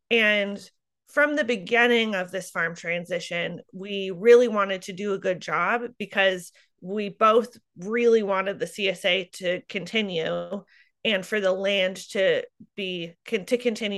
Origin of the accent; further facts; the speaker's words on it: Solon, Iowa, United States; I grew up outside of Solon, where I now farm, in eastern Iowa. And I grew up in sort of a farming community, but my parents didn't farm.